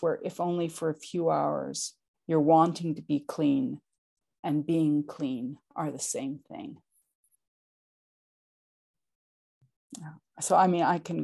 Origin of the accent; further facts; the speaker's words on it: Oklahoma, United States; moved away; I was born in Oklahoma